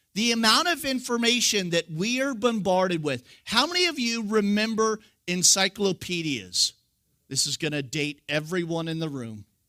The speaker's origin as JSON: {"language": "English", "region": "California", "country": "United States", "said": "I'm from California"}